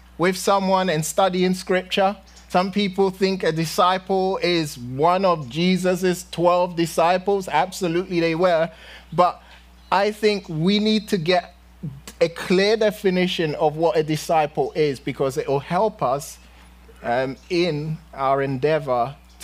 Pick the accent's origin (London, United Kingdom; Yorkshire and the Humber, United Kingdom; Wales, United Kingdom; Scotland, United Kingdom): London, United Kingdom; moved away; when I was young in London, growing up in London